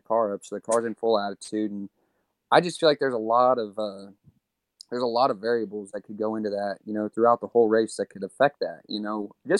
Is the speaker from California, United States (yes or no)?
no; Texas, United States; from Texas